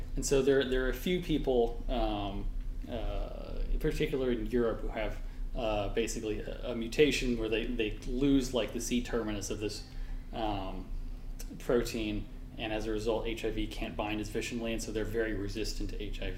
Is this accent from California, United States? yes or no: yes; California, United States; I'm from California, so just like West Coast, Best Coast